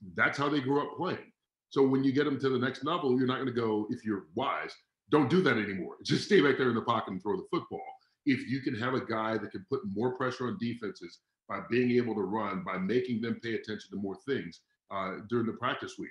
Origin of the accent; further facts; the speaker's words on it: Atlanta, Georgia, United States; now in Santa Barbara area, United States; I grew up in Atlanta.